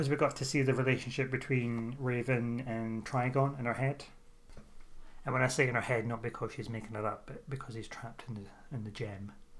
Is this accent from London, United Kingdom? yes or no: yes; London, United Kingdom; I'm from London. I'm calling from London at the minute.